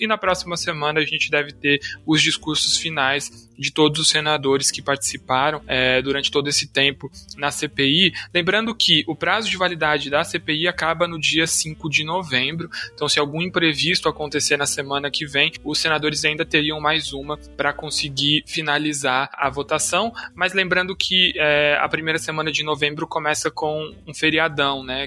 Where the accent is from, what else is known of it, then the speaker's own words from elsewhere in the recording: São Paulo, Brazil; nasci em 94 em São Paulo